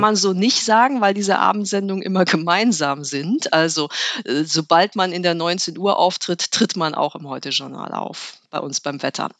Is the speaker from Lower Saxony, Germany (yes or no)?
yes; Ritterhude, Lower Saxony, Germany; also born or lived in Göttingen / Bremen; Ins Bremer Umfeld, könnte man sagen. Genauer in, nach Ritterhude. Das war also Niedersachsen. Aber ich bin in Bremen zur Schule gegangen